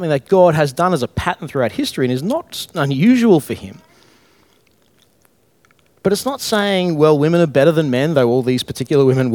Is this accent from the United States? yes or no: no; Brisbane, Queensland, Australia; I'm from Alex Gale, Brisbane, childhood of difficult times in my own mind at least